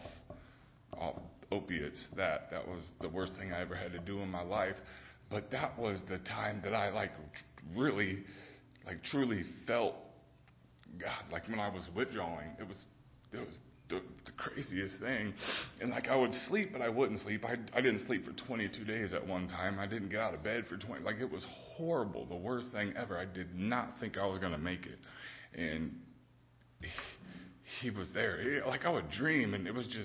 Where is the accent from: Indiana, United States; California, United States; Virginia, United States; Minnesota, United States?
Indiana, United States; Fort Wayne; I grew up here in Fort Wayne